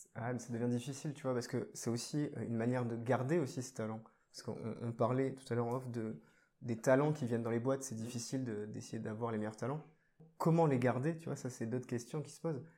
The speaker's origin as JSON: {"language": "French", "town": "Bordeaux", "region": "Nouvelle-Aquitaine", "country": "France", "said": "je suis bordelais"}